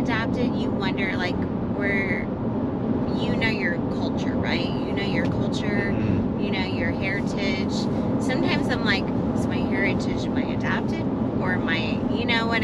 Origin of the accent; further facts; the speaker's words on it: Mountain View, Missouri, United States; also born or lived in Kansas City, Missouri; I grew up in southern Missouri, which is down by Arkansas